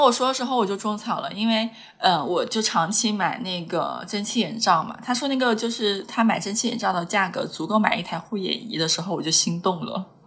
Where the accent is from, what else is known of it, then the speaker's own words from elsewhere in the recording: Hunan, China; 虽然我是个湖南人